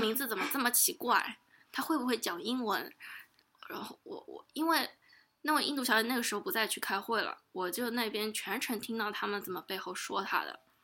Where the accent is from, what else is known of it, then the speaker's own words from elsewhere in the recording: Shanghai, China; first language Chinese; moved away as an adult; now in United States; 作为一个上海嗲妹妹的话